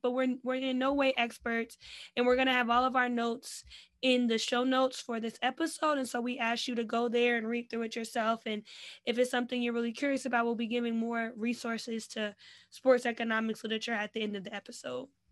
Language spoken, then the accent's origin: English; New Jersey, United States; I'm from Jersey